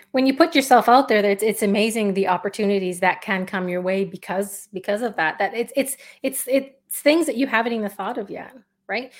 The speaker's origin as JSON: {"language": "English", "country": "Canada", "said": "I'm Canadian, so hockey's a big thing here"}